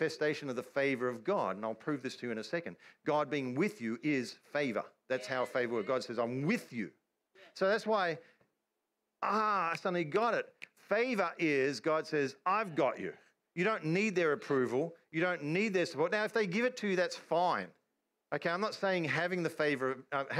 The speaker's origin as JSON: {"language": "English", "country": "Australia", "said": "I'm an Australian"}